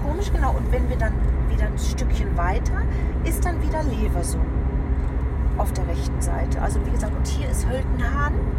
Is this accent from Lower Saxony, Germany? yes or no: no; Lüdinghausen, North Rhine-Westphalia, Germany; moved away; ich bin ja auch in Seppenrade groß geworden